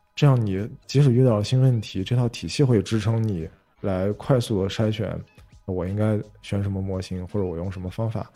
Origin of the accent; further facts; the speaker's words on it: northern China, China; moved away; 作为一个北方人，而且现在还在南方生活